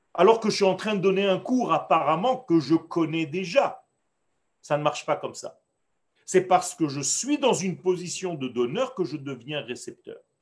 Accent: Israel; first language Hebrew; French is a second language; moi qui suis né en Israël, dont le langage était l'hébreu dans ma nature j'ai appris le français, sur le tard

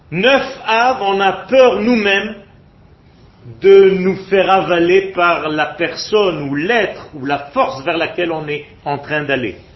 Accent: France; now in Israel; J'ai peur de ne pas retrouver la culture avec laquelle j'ai grandi. Je viens de France.

